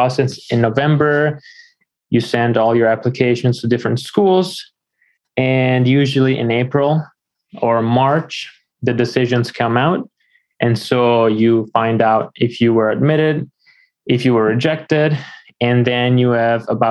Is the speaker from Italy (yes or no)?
yes; Florence, Tuscany, Italy; moved away as an adult; also born or lived in Washington, D.C.; now in United States; I am from Italy originally. I was born in Florence. A few years ago, I moved to the United States